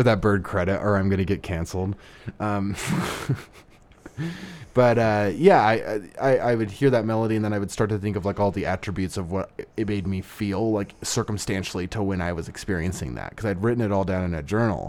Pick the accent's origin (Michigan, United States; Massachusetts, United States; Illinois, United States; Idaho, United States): Idaho, United States; Southern; moved away as an adult; also born or lived in Las Vegas; I was in, uh, my hometown in, in Southern Idaho, a small farm town.